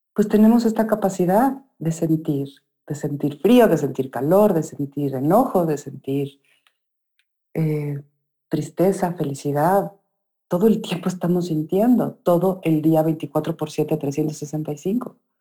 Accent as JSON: {"language": "Spanish", "region": "Mexico City", "country": "Mexico", "tie": "born or raised there", "said": "cuando era niña compramos, eh, vivíamos en la Ciudad de México, en, Bosques del Lago, que es un lugar lleno de, es un bosque de eucaliptos con un lago. Y ahí crecí"}